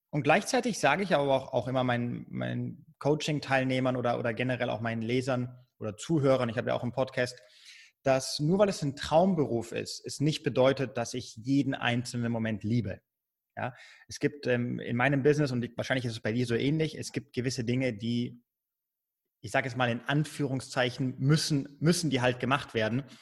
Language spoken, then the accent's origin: German; Spain; also born or lived in Germany; ich bin in Deutschland geboren. Beide, meine beiden Eltern sind Deutsche, aber ich bin mit meiner Mutter damals und meinen Geschwistern nach Spanien ausgewandert, als ich neun Jahre alt war. Habe dann äh, zwölf Jahre in Spanien gelebt.